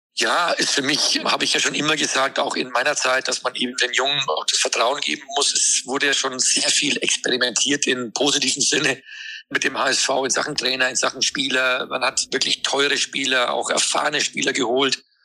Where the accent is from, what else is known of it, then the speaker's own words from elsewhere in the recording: Hamburg, Germany; als Hamburger